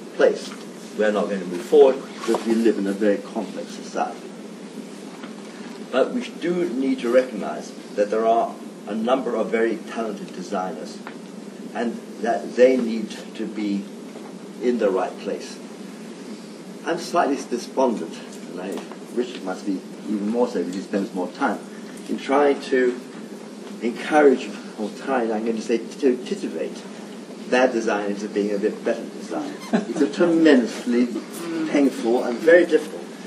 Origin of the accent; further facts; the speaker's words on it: London, United Kingdom; born or raised there; also born or lived in Italy